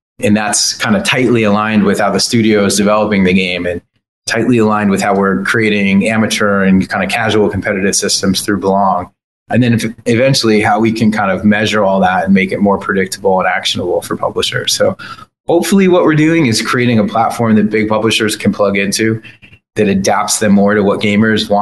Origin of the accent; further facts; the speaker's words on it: New York, United States; I'm a New Yorker